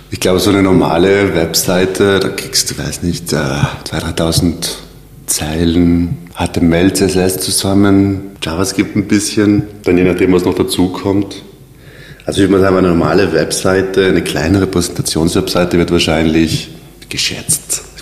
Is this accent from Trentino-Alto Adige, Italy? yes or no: yes; South Tyrol, Trentino-Alto Adige, Italy; moved away as an adult; now in Vienna, Austria; ich komme aus Südtirol ähm, habe dort eine Oberschule besucht mit dem Schwerpunkt äh, Werbung, Grafik und Fotografie. Bin dann 2012 nach Wien